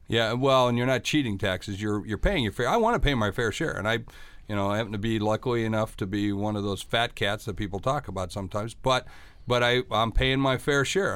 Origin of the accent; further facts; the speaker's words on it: Sioux Falls, South Dakota, United States; my hometown of Sioux Falls, South Dakota